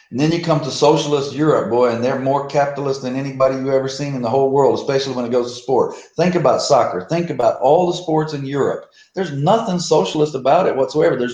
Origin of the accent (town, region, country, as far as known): United States; moved away